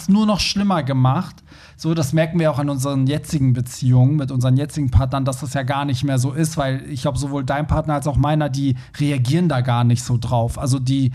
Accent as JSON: {"language": "German", "region": "Hamburg", "country": "Germany", "said": "wir, wir kommen ja aus Hamburg"}